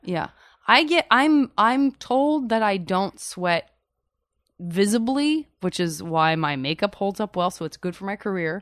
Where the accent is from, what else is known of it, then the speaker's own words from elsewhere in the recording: Arizona, United States; now in California, United States; I'm from Arizona